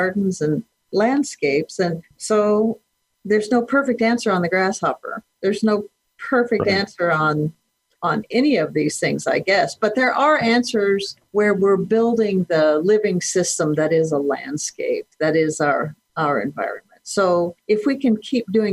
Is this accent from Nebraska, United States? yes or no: yes; Kearney, Nebraska, United States; now in Chadron, United States; I grew up in Kearney, Nebraska, which is south central Nebraska along the Platte River